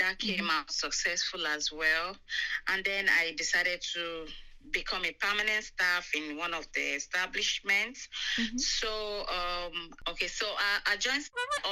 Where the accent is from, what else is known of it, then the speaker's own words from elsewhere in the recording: Nigeria; moved away as an adult; now in United Kingdom; I'm from Nigeria.